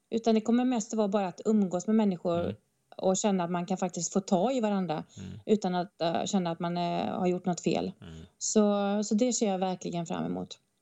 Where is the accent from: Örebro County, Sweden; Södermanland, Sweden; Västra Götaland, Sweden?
Västra Götaland, Sweden; northern Bohuslän; now in Stockholm, Sweden; Jag har också vuxit upp på landet i Bohus, norra Bohuslän och eh, kanske hör på min fantastiska dialekt